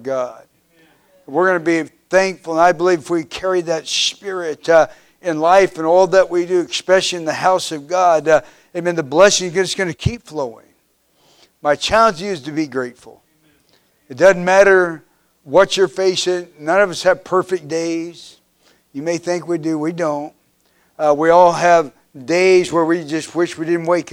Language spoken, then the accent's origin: English; Kansas, United States; I grew up in Kansas